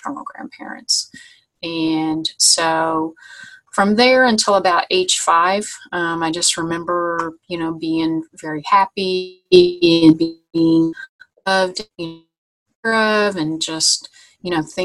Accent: Vincennes, Indiana, United States; also born or lived in Anderson, Indiana; I moved to Anderson, Indiana from my hometown of Vincennes.

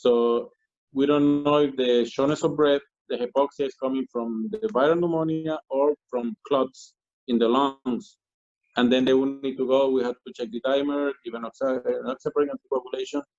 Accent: Colombia; moved away; I'm from Colombia

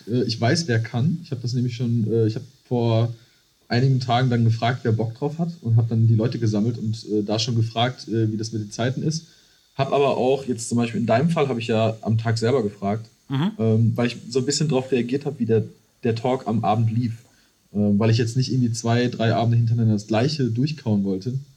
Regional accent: Iserlohn, North Rhine-Westphalia, Germany; moved away as an adult; now in Cologne, Germany; ich komme aus der Nähe von Dortmund

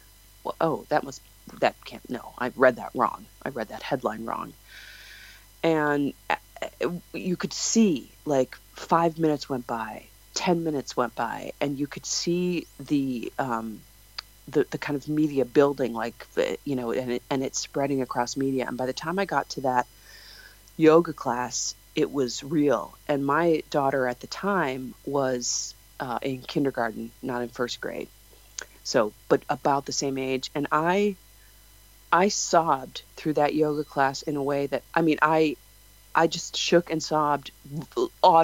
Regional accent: Chicago, Illinois, United States; moved away; I'm from Chicago originally

